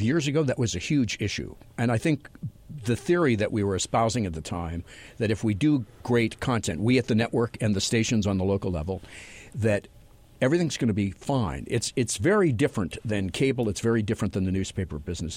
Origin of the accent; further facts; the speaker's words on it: Los Angeles, California, United States; my hometown of Los Angeles